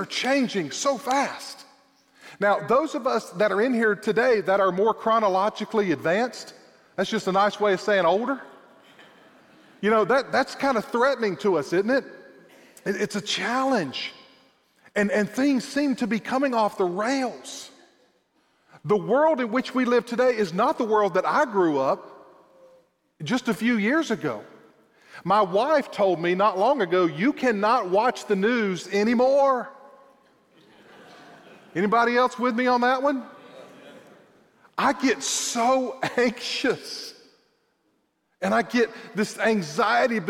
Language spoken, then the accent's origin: English; South Georgia, United States; also born or lived in Hoboken, Brantley County, Georgia; I am a South Georgia boy